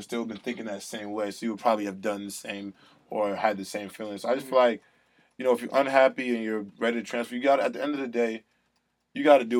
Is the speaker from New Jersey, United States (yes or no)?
yes; Englewood, New Jersey, United States; moved away as an adult; now in Nashville, United States; So, I'm from Englewood, New Jersey.